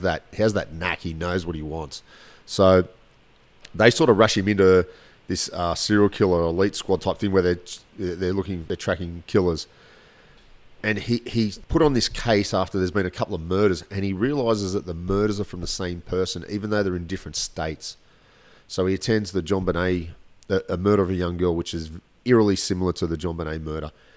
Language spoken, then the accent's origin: English; Australia; I'm Australian